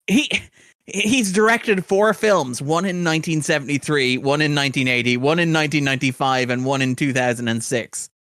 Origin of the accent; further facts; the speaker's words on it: Sligo, Connacht, Ireland; Sligo, which is where I grew up